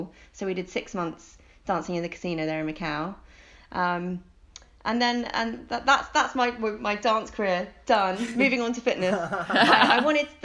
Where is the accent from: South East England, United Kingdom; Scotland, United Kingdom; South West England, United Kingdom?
South East England, United Kingdom; Oxford; moved away as an adult; also born or lived in Hong Kong; now in London, United Kingdom; growing up in Oxford